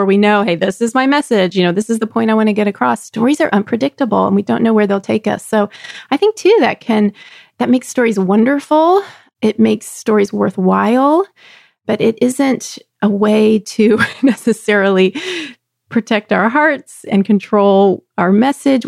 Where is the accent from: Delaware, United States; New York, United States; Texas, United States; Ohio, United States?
Texas, United States; near Galveston; Galveston, Texas, on the coast of Texas, not far from where I grew up